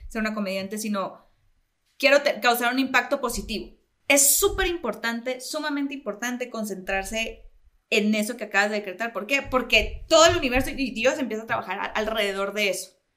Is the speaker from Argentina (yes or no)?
no; Mexico; siendo como buenos latinoamericanos y mexicanos, somos muy religiosos